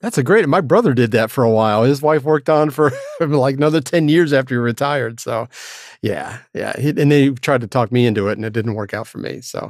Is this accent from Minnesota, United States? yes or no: no; Florida, United States; moved away; my hometown